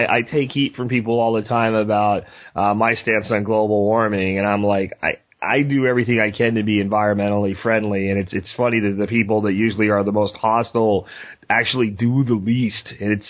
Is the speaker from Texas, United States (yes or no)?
yes; Eagle Mountain area, northwest Dallas–Fort Worth Metroplex, Texas, United States; I'm from the Eagle Mountain area near Eagle Mountain Lake.